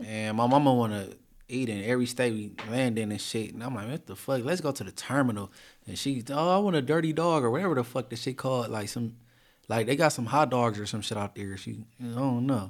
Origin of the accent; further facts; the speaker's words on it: Inglewood, California, United States; I'm from Inglewood